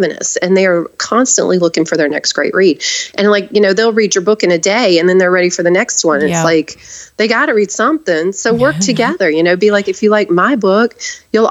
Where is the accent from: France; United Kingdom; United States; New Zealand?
United States; the South; I'm from the South